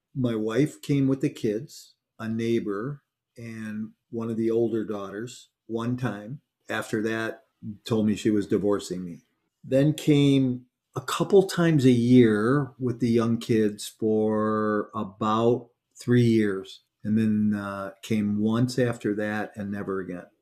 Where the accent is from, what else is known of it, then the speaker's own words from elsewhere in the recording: Chicago, Illinois, United States; I grew up in Chicago